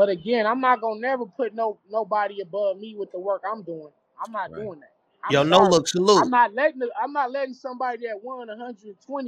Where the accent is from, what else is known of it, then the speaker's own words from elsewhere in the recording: Los Angeles, California, United States; I'm from the West. I'm from